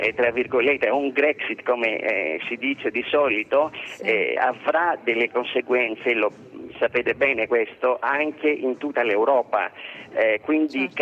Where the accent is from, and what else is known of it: Greece